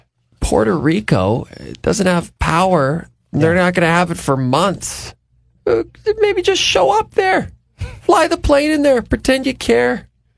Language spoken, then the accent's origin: English; Canada; being Canadian